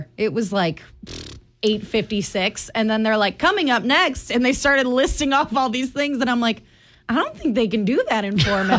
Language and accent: English; Michigan, United States; moved away; growing up in Michigan